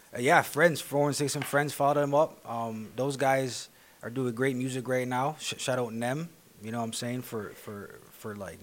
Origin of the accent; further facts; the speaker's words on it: Toronto, Ontario, Canada; also born or lived in West End, Toronto / East End, Toronto; I was more like in North York for the longest period of time